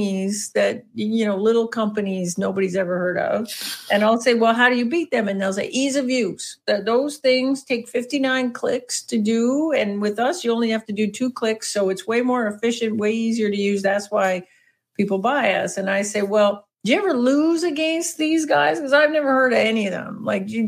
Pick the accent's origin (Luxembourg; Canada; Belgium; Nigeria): Canada; accent: Canadian; my excellent Canadian accent